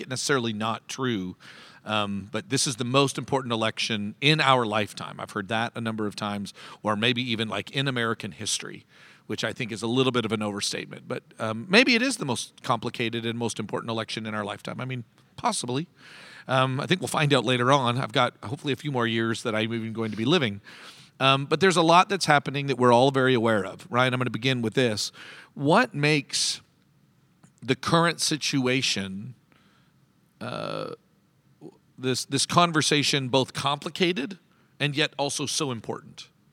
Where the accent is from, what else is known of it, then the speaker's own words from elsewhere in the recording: Canada; now in United States; I'm the Canadian in the midst, who, uh, legally is not allowed to vote next Tuesday